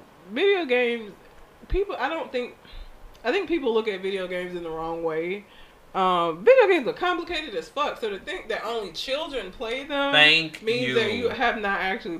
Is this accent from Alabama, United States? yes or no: yes; Talladega, Alabama, United States; moved away; also born or lived in Montgomery; We're from Talladega.